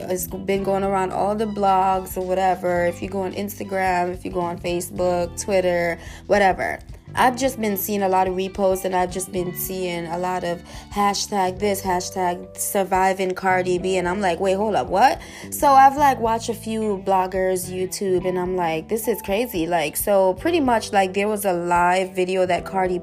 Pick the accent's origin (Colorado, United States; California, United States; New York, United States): New York, United States; I'm from New York